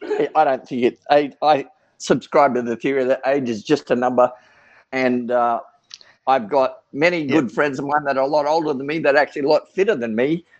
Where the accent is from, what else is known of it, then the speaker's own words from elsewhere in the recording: Australia; also born or lived in Sydney / New Guinea / Darwin; So I'm an Australian. I grew up on the move. My dad was the chief petty officer in the Australian Navy. I was born in Sydney, but we went up to New Guinea for 3 years while I was a young child, then back to Darwin, North Australia